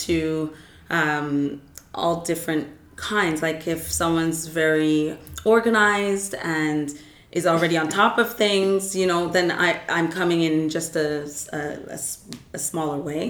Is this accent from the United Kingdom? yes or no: yes; United Kingdom; now in Canada; I'm British